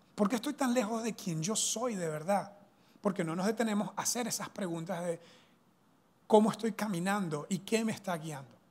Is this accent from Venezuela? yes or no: yes; Venezuela; now in Costa Rica; soy venezolano, eso es una mezcla que tengo, ¿verdad? Culturalmente, pero soy venezolano